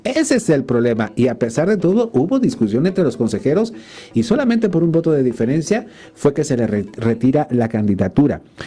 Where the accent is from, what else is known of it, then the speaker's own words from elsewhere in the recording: Mexico; Yo, como muchos mexicanos